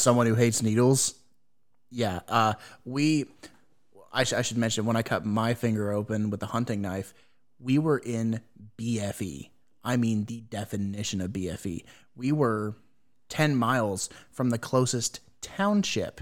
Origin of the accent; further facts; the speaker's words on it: United States; I have failed as, as an American